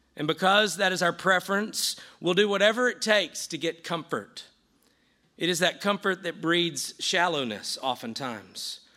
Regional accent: the South, United States; I grew up in the South

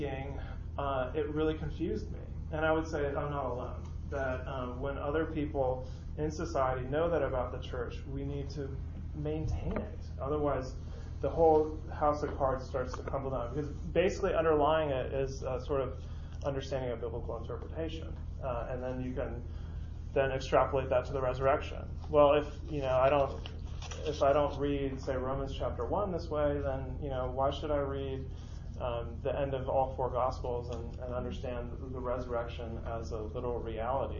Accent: San Francisco, California, United States; moved away; I grew up in San Francisco

